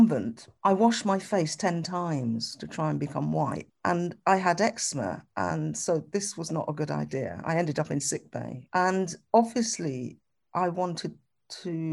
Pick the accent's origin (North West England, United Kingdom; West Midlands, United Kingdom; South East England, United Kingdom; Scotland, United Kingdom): West Midlands, United Kingdom; Birmingham; where are you from? I could answer that, Birmingham